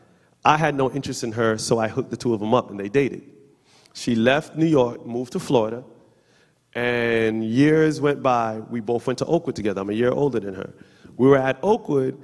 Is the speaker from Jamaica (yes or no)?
yes; Jamaica; we're Jamaican